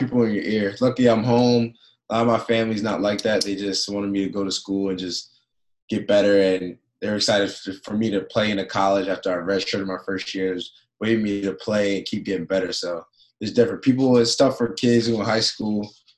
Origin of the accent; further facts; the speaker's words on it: East Coast, United States; moved away as an adult; now in Phoenix, United States; I'm from East Coast my whole life